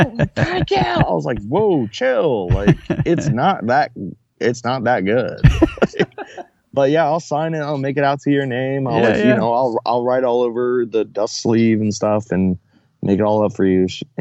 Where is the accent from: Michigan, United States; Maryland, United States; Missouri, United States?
Maryland, United States; Baltimore; born there; also born or lived in Dover / St. Paul, Minnesota / Fredericksburg, Virginia / Chesapeake, Virginia; I was born in Baltimore. And then we moved to Dover, and then to St. Paul, Minneapolis, and then